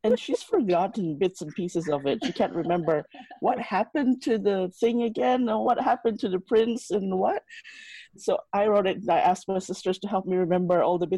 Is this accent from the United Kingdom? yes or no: no; Philippines; now in Sydney, Australia; I grew up in the Philippines.